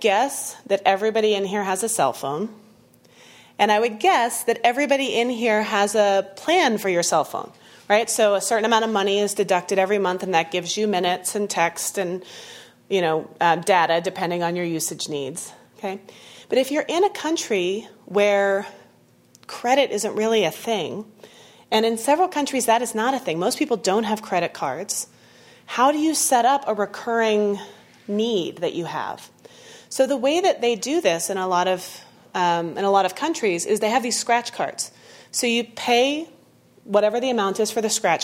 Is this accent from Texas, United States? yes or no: yes; Texas, United States; moved away; I grew up in Texas